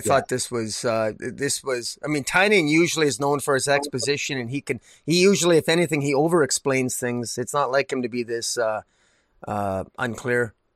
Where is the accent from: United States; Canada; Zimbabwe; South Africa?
Canada; Alberta; I'm from Redneck, Alberta here.